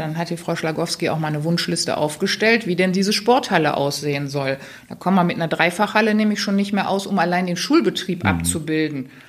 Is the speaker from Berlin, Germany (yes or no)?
no; Remscheid, North Rhine-Westphalia, Germany; ich komme ja aus Remscheid